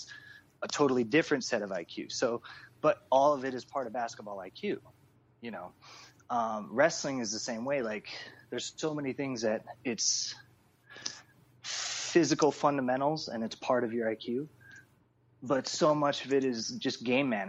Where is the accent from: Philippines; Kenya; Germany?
Philippines; we're all Filipino